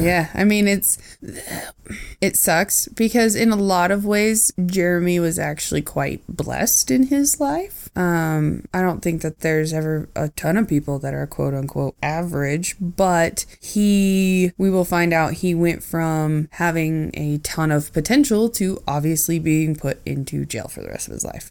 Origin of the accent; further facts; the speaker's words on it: Oregon, United States; I grew up in Oregon during the time